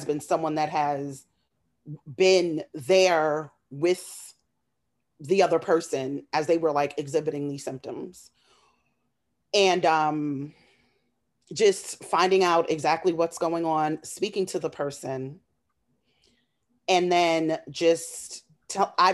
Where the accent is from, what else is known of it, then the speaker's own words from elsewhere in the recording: New York City, New York, United States; I'm just a woman from Queens. I grew up in Flushing, Queens.